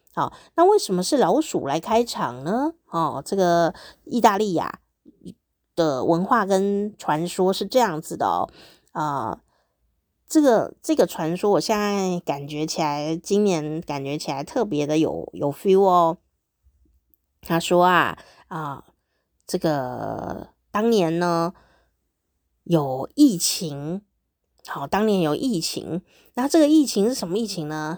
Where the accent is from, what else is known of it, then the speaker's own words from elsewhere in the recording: Taiwan; first language Mandarin Chinese; 我的母语就是台语哦，闽南语